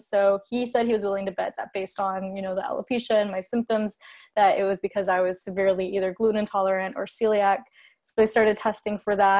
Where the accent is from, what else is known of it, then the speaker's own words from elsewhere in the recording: California, United States; I'm from California, lived on the West Coast my whole life